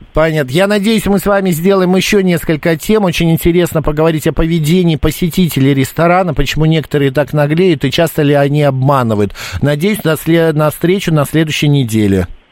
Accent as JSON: {"language": "Russian", "region": "Moscow", "country": "Russia", "said": "Из Москвы."}